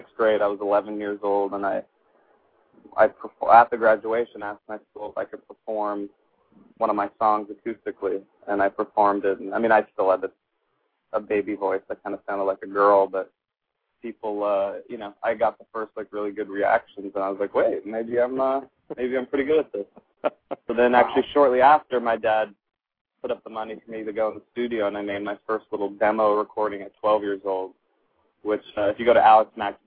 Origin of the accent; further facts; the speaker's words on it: Los Angeles, California, United States; I was raised in Hollywood. I was born in Los Angeles